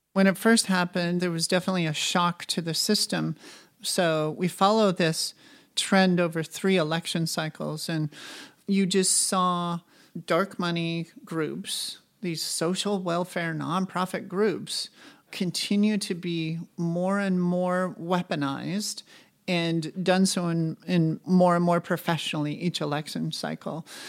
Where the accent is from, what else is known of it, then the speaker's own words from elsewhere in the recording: Montana, United States; my home state, Montana